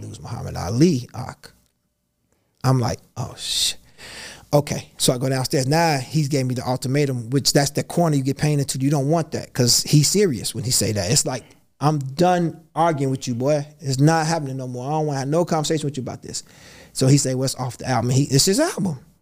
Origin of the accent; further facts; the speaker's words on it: Chicago, Illinois, United States; I'm from Chicago. I'm from the south side of Chicago